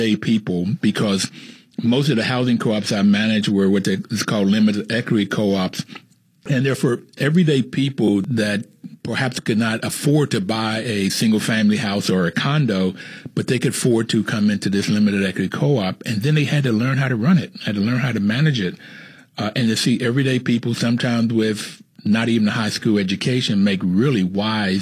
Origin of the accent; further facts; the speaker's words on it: the South, United States; I grew up in the South